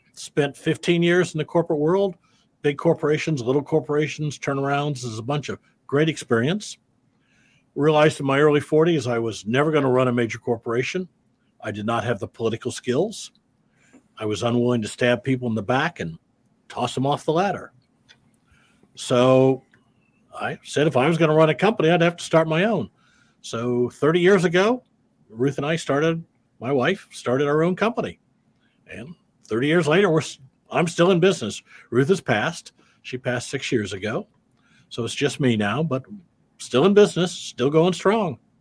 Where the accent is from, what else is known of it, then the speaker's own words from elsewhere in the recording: Davenport, Iowa, United States; I'm a Midwestern boy. I grew up in Davenport, Iowa.